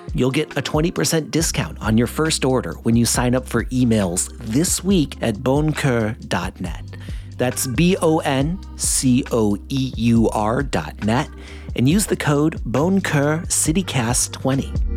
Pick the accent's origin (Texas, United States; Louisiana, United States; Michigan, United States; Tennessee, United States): Michigan, United States; now in Portland, United States; I'm from Michigan